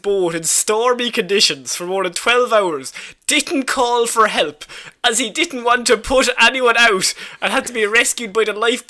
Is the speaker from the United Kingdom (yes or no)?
no; Ireland